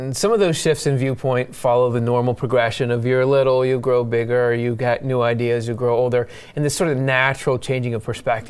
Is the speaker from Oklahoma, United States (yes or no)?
no; Southeast Michigan, United States; moved away as an adult; also born or lived in Southeast Pennsylvania; now in Pennsylvania, United States; I was born in Southeast Michigan and lived in three different locations in that area over the course of my childhood. As an adult, I moved over and settled in Southeast Pennsylvania.